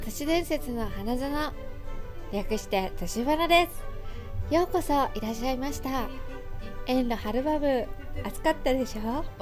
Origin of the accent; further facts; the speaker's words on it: Tokyo, Japan; 東京生まれ東京育ち